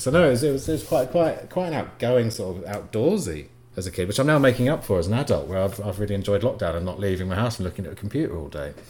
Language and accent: English; Bury St Edmunds, East of England, United Kingdom; moved away as an adult; also born or lived in Leeds; I grew up in Brest Evans, actually not far from where Ed did